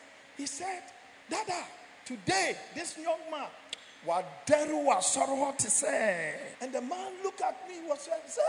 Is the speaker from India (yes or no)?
no; Nigeria; now in Ghana; When I came from Nigeria